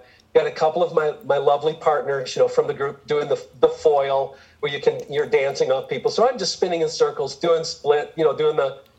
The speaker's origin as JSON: {"language": "English", "region": "Michigan", "country": "United States", "tie": "born there", "said": "I was born on the Air Force Base outside of Detroit."}